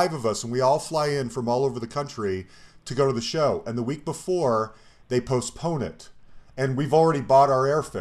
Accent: Colorado, United States; I'm from Colorado

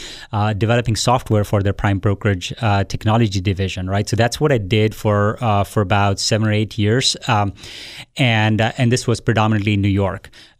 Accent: India; So I was born and raised in India. I went to school there

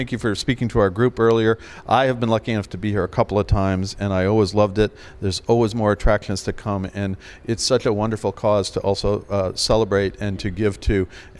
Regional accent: New York, United States; as a New Yorker, I'm from New Yorker

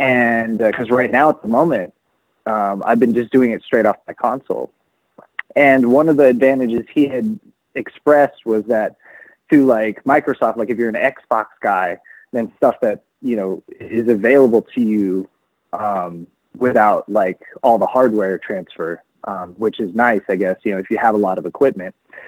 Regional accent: Philippines; And that's always been my goal, is not so much for people to know I'm Filipino, but for me to help people understand that there are a lot of us

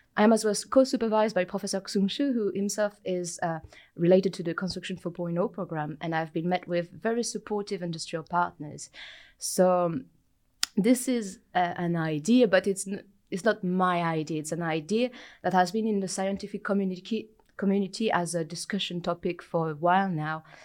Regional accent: France; moved away as an adult; also born or lived in United Kingdom; now in New Zealand; I am originally from France, uh, but I lived in the U K prior to arrived here

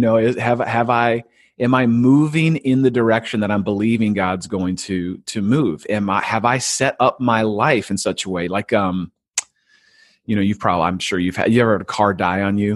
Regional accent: California, United States; I grew up in California, so I applied to one school, a state school

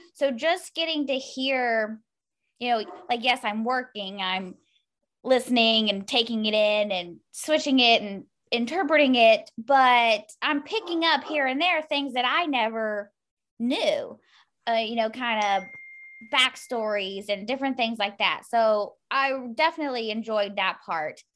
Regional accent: Louisville, Kentucky, United States; I'm from Louisville, Kentucky

